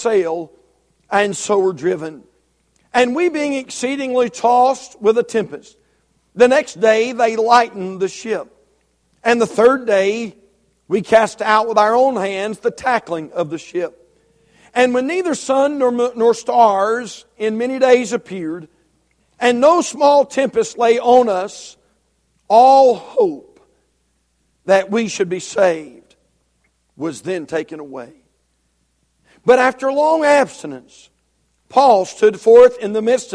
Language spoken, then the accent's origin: English; Union Grove, North Carolina, United States; we're from Union Grove